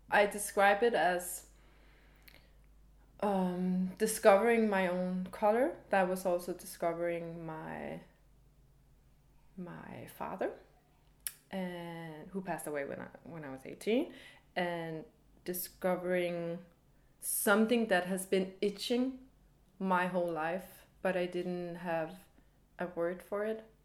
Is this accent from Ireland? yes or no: no; Copenhagen, Capital Region of Denmark, Denmark; also born or lived in Paris; I'm 30 years old. I'm from Copenhagen. I am half American, half Danish.